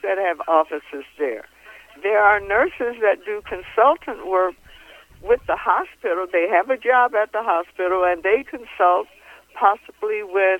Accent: Ohio, United States; moved away as an adult; now in Las Vegas, United States; I was born in Ohio, and that's where I did my training as an LPN and as an RN

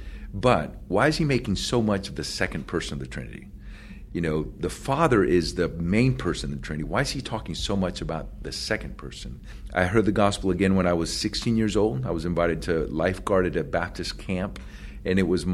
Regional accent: Puerto Rico; English is a second language; moved away; also born or lived in Florida; I was born in Puerto Rico, grew up in a Catholic family, went to Catholic school

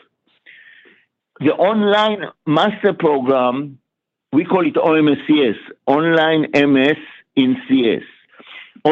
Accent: Israel; moved away as an adult; also born or lived in New York, United States; now in Atlanta, United States; I was born in Israel, and I lived my first 25 years in Israel.

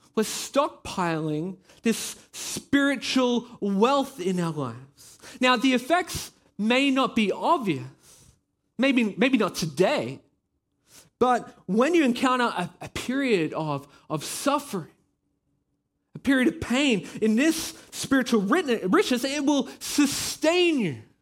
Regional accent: Australia; now in Belgium; I am Australian. Yeah, you can probably hear it in my voice

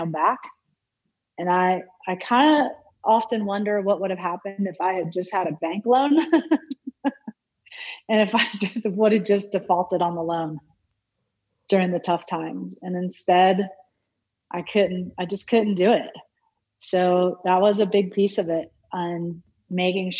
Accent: New Jersey, United States; now in Fruita, United States; growing up in New Jersey

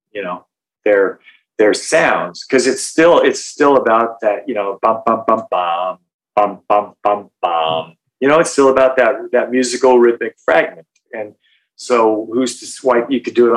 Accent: Oregon, United States; moved away; I'm a hick from Oregon

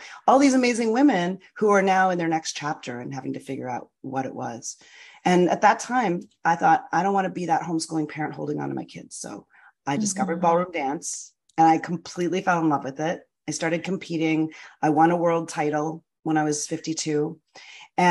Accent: Canada; moved away as an adult; now in United States; I'm from Canada. I spent my first early career as a film and television actor

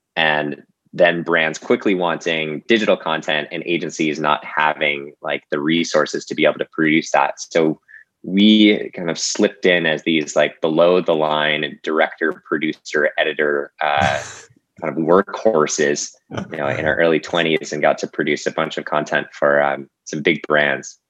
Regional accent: Boulder, Colorado, United States; moved away as an adult; now in Los Angeles, United States; I grew up in Boulder, Colorado, uh, and made my way here to LA.

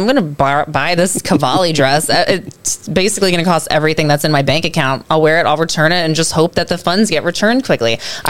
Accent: New York City, New York, United States; I grew up in Chelsea.

